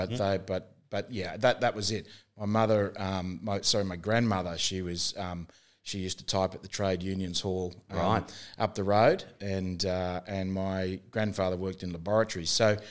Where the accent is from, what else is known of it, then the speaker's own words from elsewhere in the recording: Canberra, Australian Capital Territory, Australia; moved away; I'm from Canberra.